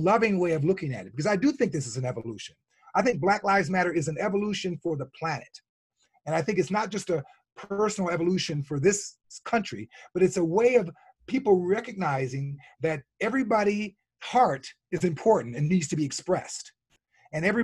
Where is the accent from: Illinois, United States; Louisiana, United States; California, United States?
Illinois, United States; Chicago; born and raised in the South Side of Chicago